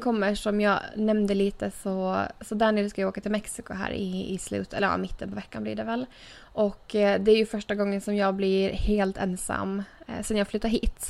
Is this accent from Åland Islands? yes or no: yes; Åland Islands; moved away as an adult; also born or lived in Turku; now in United States; jag flyttade från Åland